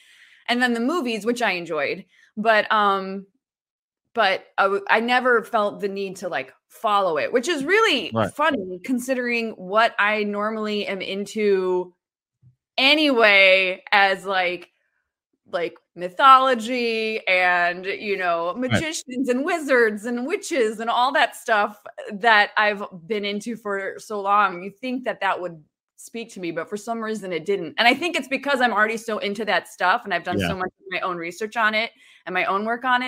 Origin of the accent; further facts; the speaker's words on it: New York, United States; born there; also born or lived in Virginia / Illinois / Michigan / Ohio; I was born in New York State.